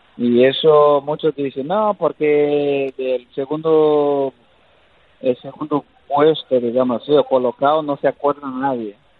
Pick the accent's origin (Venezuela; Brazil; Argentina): Brazil; moved away; also born or lived in Spain; no he dejado de ser brasileño, sigo siendo brasileño